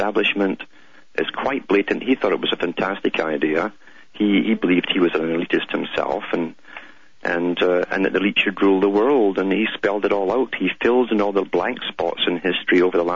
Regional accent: United Kingdom; growing up in Britain

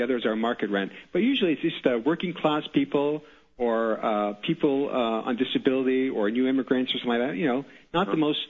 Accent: Canada; I'm calling from Canada. I was born and raised in Canada.

